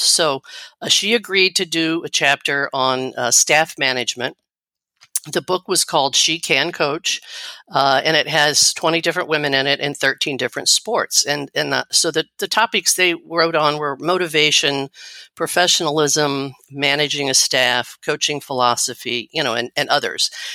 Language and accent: English; Missouri, United States; I grew up in Missouri